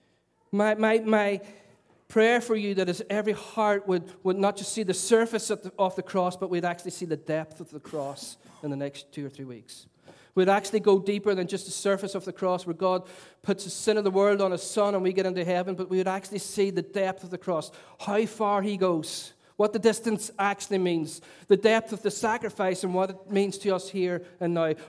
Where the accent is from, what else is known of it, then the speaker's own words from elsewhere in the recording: Derry, Northern Ireland, United Kingdom; I was a young boy growing up in Lincoln Courts in Stoke City, capital of culture